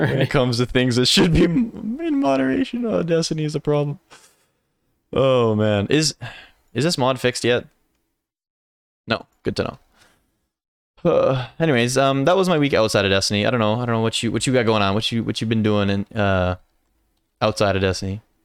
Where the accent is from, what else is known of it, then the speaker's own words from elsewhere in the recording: Canada; I'm very Canadian.